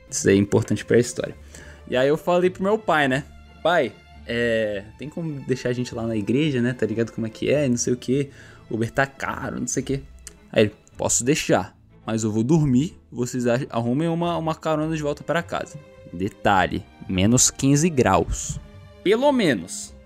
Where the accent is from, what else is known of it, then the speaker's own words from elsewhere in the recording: Brazil; na nossa cabeça de brasileiro